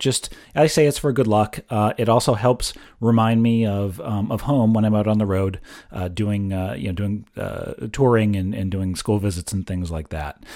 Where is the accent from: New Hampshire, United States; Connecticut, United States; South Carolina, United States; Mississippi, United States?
New Hampshire, United States; Exeter; my hometown of Exeter, New Hampshire.